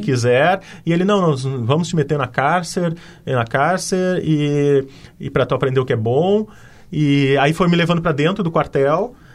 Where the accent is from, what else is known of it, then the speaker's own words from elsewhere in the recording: Brazil; como brasileiro